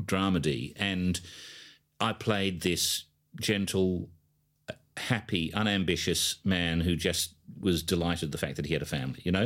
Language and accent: English; Adelaide, South Australia, Australia; I come from Adelaide